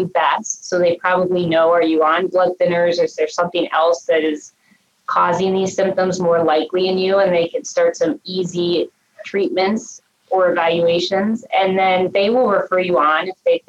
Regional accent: Cincinnati, Ohio, United States; born or raised there; also born or lived in Minnesota; now in Cleveland, United States

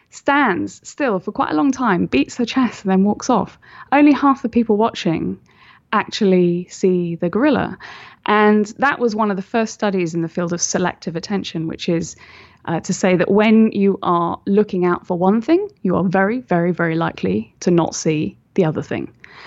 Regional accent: United Kingdom; obviously I'm British, so, you know, we don't say things like that.

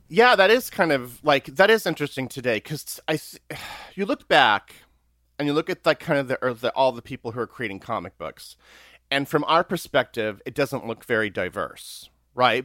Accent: Springfield, Missouri, United States; now in New York City, United States; I'm actually from the Ozarks. I'm from Springfield, Missouri

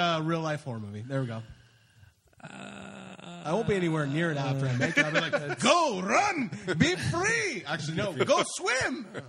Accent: Canada; I want to be Canadian. I am Canadian.

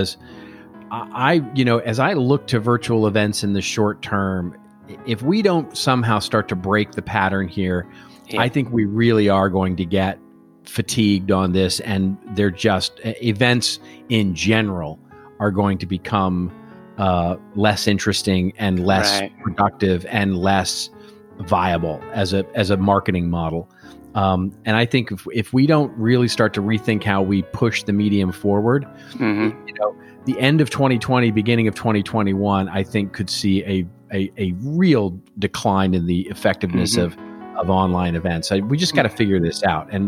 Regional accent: United States; I'm an American

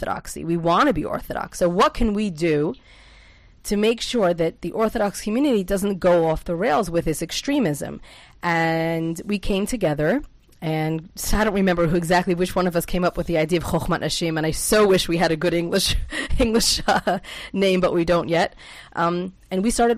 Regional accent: Lakewood, New Jersey, United States; now in Israel; I personally was born and raised in Lakewood, New Jersey

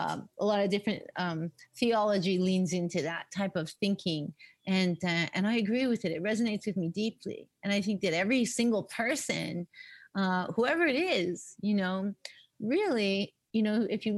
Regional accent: Winnipeg, Manitoba, Canada; also born or lived in Lexington, Kentucky, United States / Dauphin, Manitoba / Vancouver; now in Toronto, Canada; we moved from Lexington, Kentucky to Dauphin, Manitoba when I was 12.

